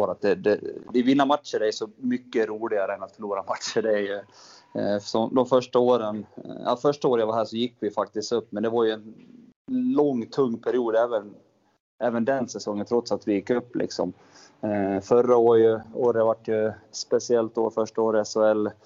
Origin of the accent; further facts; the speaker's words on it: Falun, Dalarna County, Sweden; Eh, uppvuxen i Falun. Eh, bott där hela livet i princip, tills jag flyttade hit för ett och ett halvt år sedan.